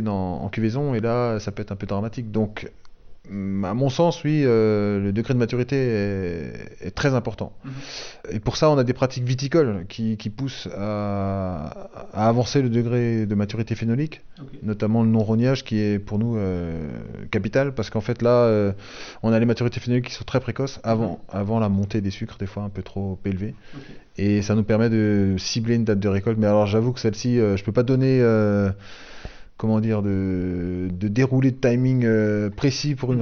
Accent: Alsace, Grand Est, France; j'habite pas Avignon, j'habite pas euh, Toulon, j'habite pas. Donc, euh, je suis alsacien

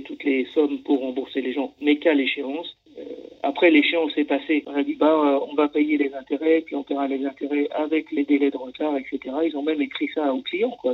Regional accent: France; chez nous en France

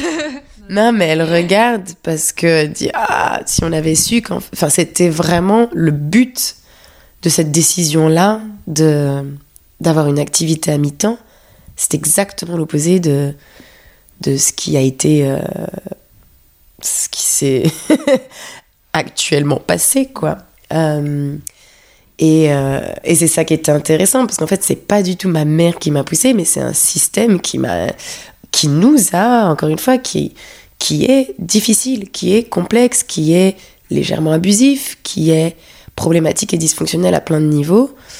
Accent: Paris, Île-de-France, France; born or raised there; moved away as an adult; also born or lived in London

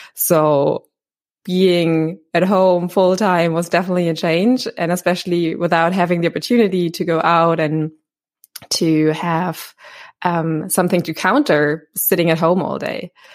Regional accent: Berlin, Germany; I'm born and raised in Berlin

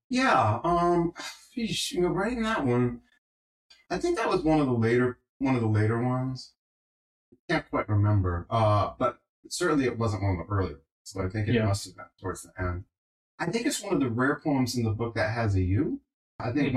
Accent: Johnston, Rhode Island, United States; moved away; my hometown, Johnston

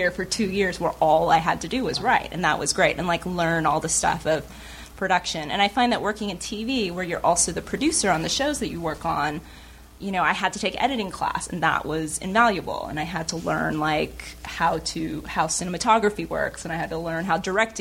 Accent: Irvine, California, United States; In Irvine. So Southern California, born and bred, you know, like I've always lived out here

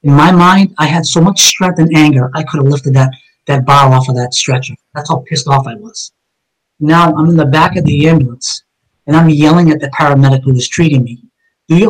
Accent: Somerville, Massachusetts, United States; on Rush Street, where I grew up in East Summerville, with all my childhood friends

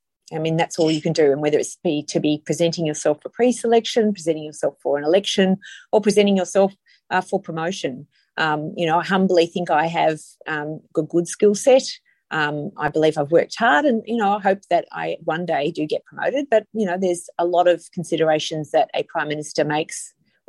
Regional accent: Indi, Victoria, Australia; moved away; I come from Indi. I have a lot of family and friends

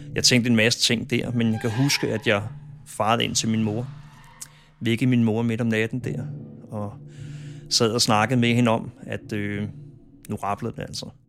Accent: Copenhagen, Capital Region of Denmark, Denmark; born or raised there

